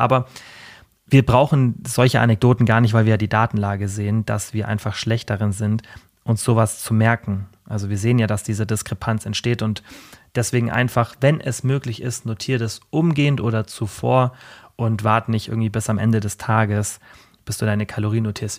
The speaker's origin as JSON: {"language": "German", "country": "Germany", "said": "bei uns in Deutschland"}